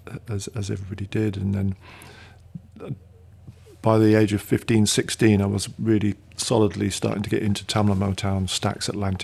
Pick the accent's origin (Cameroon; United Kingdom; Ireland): United Kingdom; South Wales; I grew up in South Wales